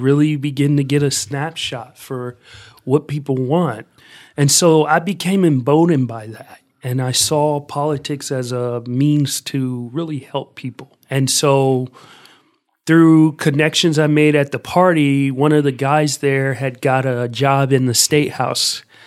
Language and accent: English; Columbus, Ohio, United States; I grew up here in Columbus, Ohio